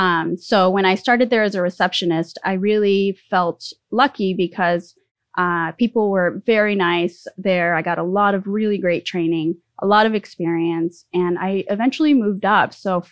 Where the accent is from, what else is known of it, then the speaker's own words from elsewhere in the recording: California, United States; also born or lived in Mexico City, Mexico; So I was born in Mexico City. I moved to the U.S. at the age of 7. We moved to Southern California, and have lived in 3 different states since then and many cities, and ended up here in Sacramento.